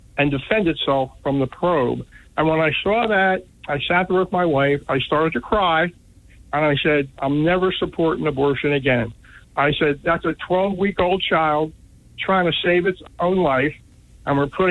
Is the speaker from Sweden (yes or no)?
no; Philadelphia, Pennsylvania, United States; living in South City, Philadelphia, to go to good Catholic school